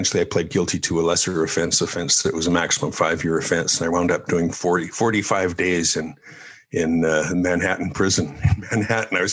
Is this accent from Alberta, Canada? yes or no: yes; Calgary, Alberta, Canada; moved away; also born or lived in Ireland; And so we came back to Calgary and lived